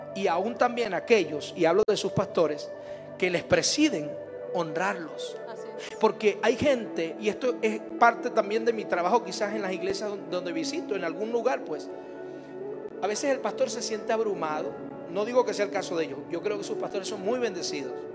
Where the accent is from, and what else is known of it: Venezuela; now in Mexico